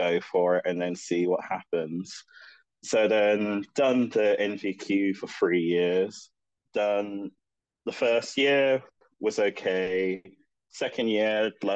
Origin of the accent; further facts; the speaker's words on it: London, United Kingdom; I grew up in London. I've been born and raised there all my life